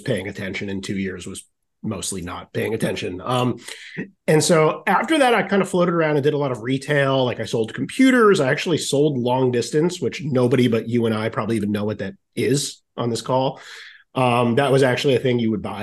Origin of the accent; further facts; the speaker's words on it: Rhode Island, United States; moved away; also born or lived in Syracuse, New York; I'm from Rhode Island originally